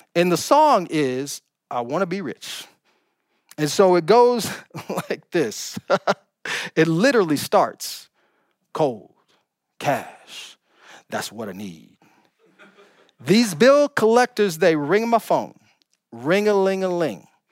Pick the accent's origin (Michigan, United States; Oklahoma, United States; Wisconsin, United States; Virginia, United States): Oklahoma, United States; now in California, United States; I'm from Oklahoma